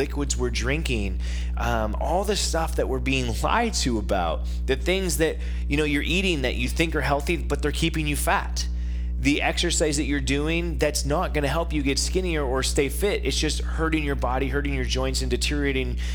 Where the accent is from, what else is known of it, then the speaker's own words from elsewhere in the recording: Northern California, United States; now in Phoenix, United States; They moved my brother and I out of Southern California because we kind of lived in the ghetto, and we moved to Northern California.